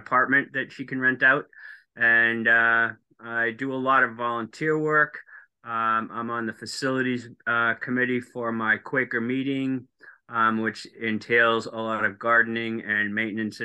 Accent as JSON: {"language": "English", "region": "Massachusetts", "country": "United States", "tie": "born or raised there", "also_born_or_lived": "Colorado", "moved": "as an adult", "lives_now": "Seattle, United States", "said": "I grew up in Massachusetts on the water."}